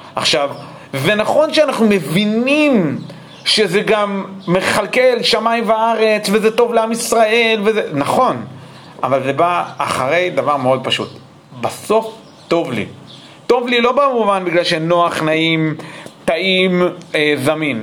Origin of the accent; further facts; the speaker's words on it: United States; now in Israel; גם אני נולדתי באמריקה